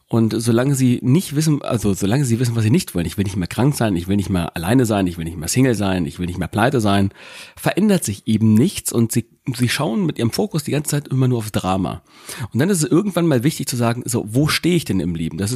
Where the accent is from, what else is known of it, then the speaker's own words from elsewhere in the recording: Gifhorn, Lower Saxony, Germany; wir kommen ja hier aus Gifhorn, einem kleinen Örtchen Winkel in unserem kleinen Löhnskrug hier